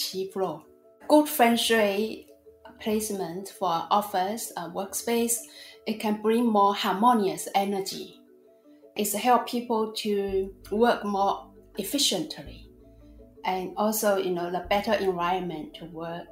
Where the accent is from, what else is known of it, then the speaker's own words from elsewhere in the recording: China; now in Australia; I was born and raised in China.